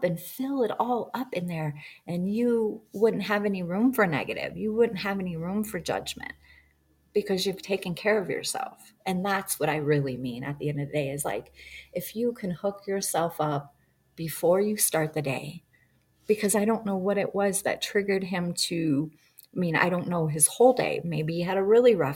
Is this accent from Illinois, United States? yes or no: no; Montana, United States; I'm from Montana and I came back